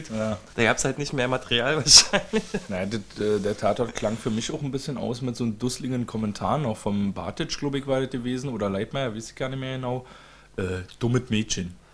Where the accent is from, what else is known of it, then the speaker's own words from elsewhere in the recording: East Germany, Germany; Entschuldigung, ich bin Ossi, ich bin ja so ein Tierparkmensch.